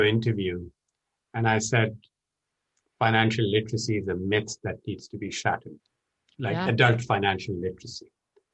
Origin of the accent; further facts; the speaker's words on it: Pakistan; now in United States; I'm originally from Pakistan